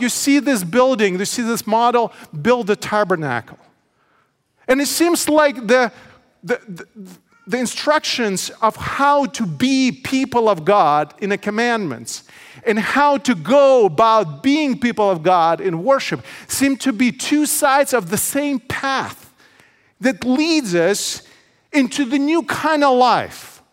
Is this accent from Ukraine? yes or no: yes; Odesa, Odesa Oblast, Ukraine; also born or lived in Menifee, California; now in United States; my hometown, Odessa, Ukraine.